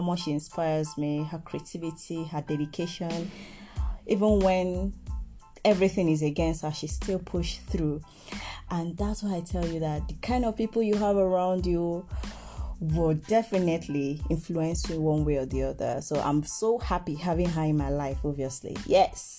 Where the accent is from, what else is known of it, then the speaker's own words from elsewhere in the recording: Nigeria; I'm from Nigeria. Proud Igbo girl